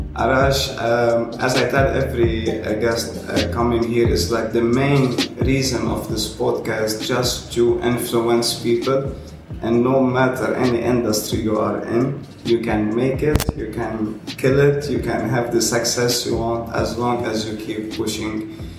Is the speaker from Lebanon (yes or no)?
yes; Lebanon; now in Dubai, United Arab Emirates; I come from Lebanon